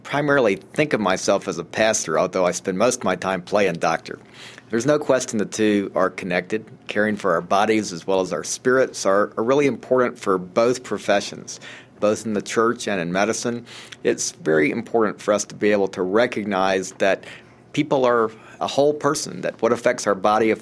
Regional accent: Atlanta, Georgia, United States; I grew up in Atlanta

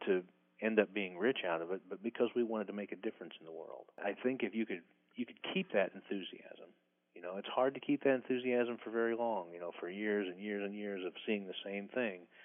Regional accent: Midwest, United States; I grew up in the Midwest

